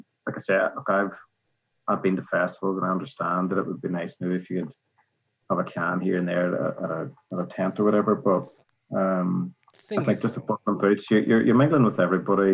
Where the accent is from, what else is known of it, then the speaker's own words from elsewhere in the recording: Northern Ireland, United Kingdom; moved away as an adult; also born or lived in Great Britain; growing up in Northern Ireland